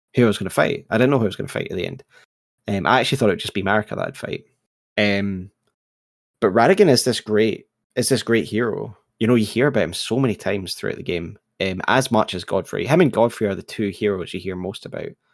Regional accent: United Kingdom; I'm British

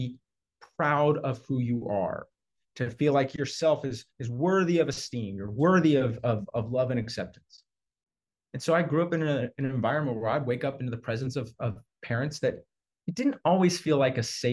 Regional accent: Houston, Texas, United States; I was raised in Texas. I think I'm like a sixth or seventh generation Houstonian

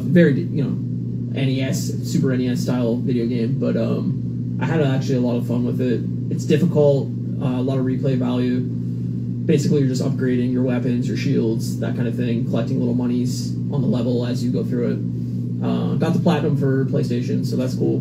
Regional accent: Canada; Being a Canadian

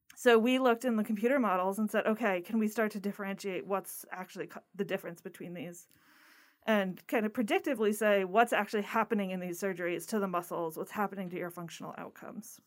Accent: Connecticut, United States; moved away as an adult; also born or lived in Massachusetts; now in Florida, United States; I grew up in Connecticut and I was not ready to go really far away from home

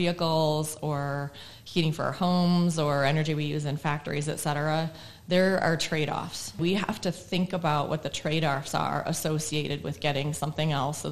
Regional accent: Madison, Wisconsin, United States; moved away as an adult; also born or lived in Virginia / New York; now in Arizona, United States; I grew up in Madison, Wisconsin, and I lived there until I was 18

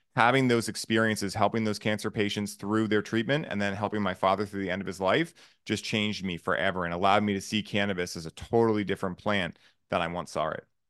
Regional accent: Boston, Massachusetts, United States; I grew up in Boston or south of Boston

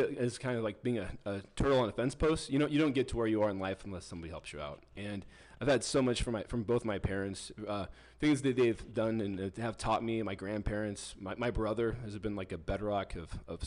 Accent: Kearney, Nebraska, United States; also born or lived in Kimball, Nebraska; when I moved from Kimball, Nebraska to Kearney, Nebraska, I went from a small town to a big town

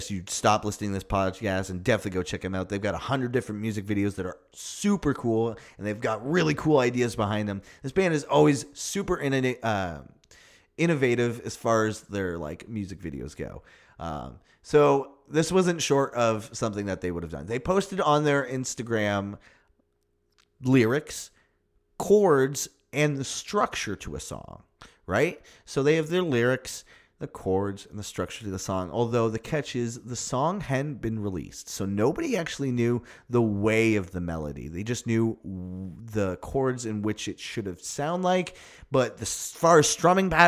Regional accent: Toronto, Ontario, Canada; We're from Toronto.

